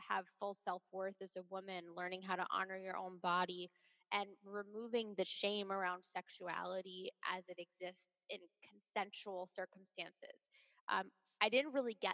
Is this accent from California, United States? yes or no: no; Long Island, New York, United States; I grew up on Long Island